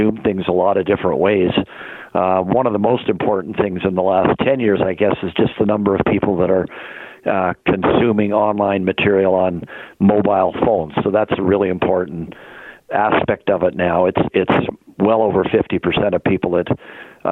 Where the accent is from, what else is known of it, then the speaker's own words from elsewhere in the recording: Canada; we're such a multicultural country